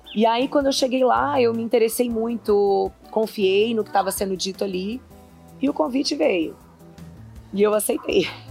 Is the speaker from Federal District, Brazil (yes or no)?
yes; Brasília, Federal District, Brazil; also born or lived in Patos de Minas, Minas Gerais / Carmo do Paranaíba, Minas Gerais; Eu passei minha infância na Ceilândia